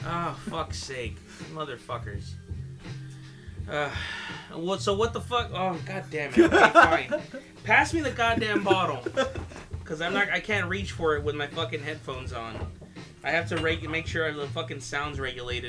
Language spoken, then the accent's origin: English; Compton, California, United States; I'm from Compton, sure, and it's pretty ghetto here